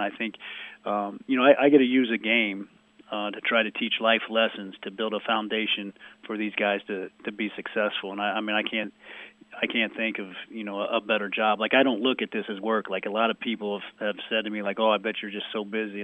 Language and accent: English; Jasper, Indiana, United States; also born or lived in Los Angeles, California; now in Muncie, United States; I'm from Jasper, Indiana